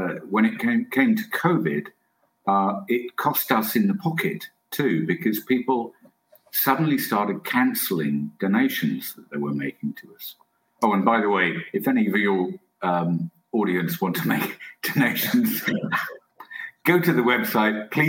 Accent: England, United Kingdom; I'm English

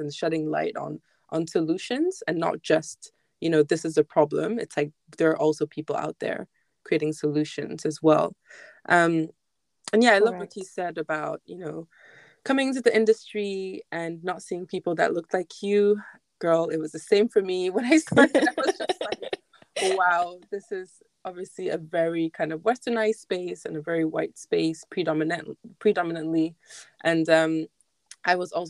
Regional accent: Ghana; moved away; as a Ghanaian going back home

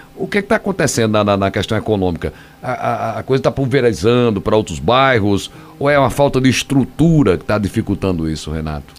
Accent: Northeast Region, Brazil; Muita gente aqui no Nordeste, né? Somos nordestinos

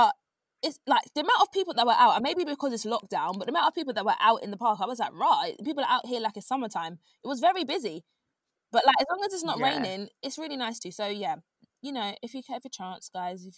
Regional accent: United Kingdom; we're British

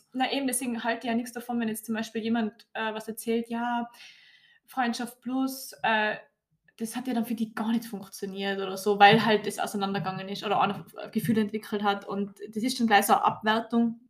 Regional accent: Tyrol, Austria; bei uns in Tirol oder halt Gesamtösterreich

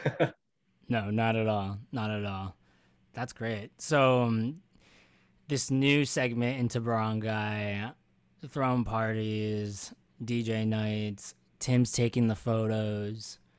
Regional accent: Philadelphia, Pennsylvania, United States; Philly boy over here

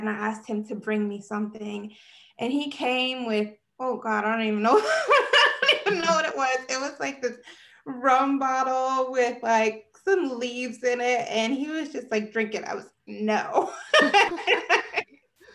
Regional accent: New York City, New York, United States; I was born and raised in New York City. So I am a real city girl

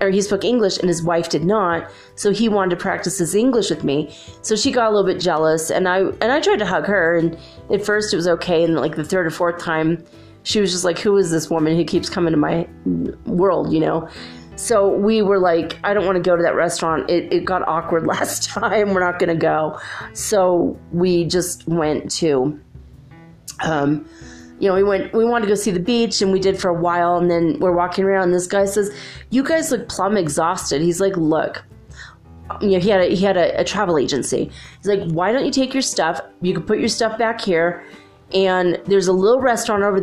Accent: California, United States; I'm from California

